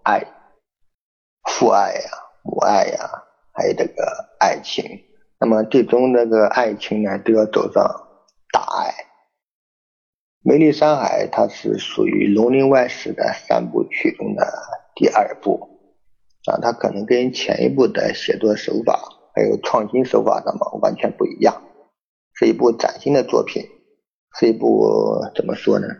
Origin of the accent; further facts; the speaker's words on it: China; 但我们中国人也有我们中国人自己的传承和这种美德